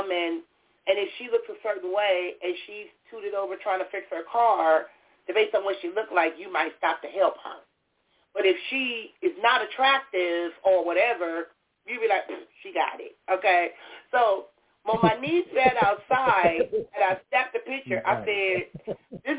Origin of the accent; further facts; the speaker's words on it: Compton, California, United States; I was born and raised in Compton